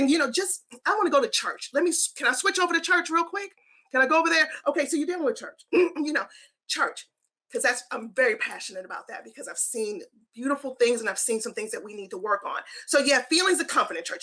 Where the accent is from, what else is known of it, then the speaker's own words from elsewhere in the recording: Baltimore, Maryland, United States; now in Nashville, United States; I'm from Baltimore City, born and raised